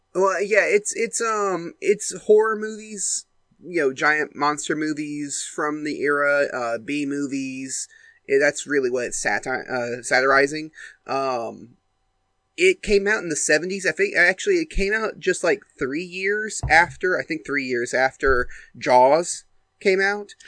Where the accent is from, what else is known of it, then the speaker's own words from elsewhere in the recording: United States; I'm from America. I go to American schools